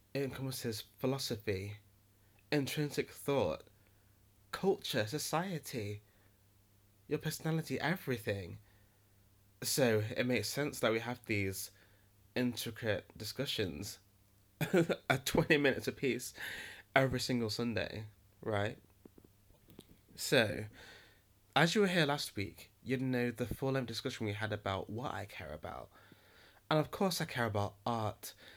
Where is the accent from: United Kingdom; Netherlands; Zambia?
United Kingdom; Nottingham, East Midlands; I'm from Nottingham, and Nottingham is a rock and roll kind of city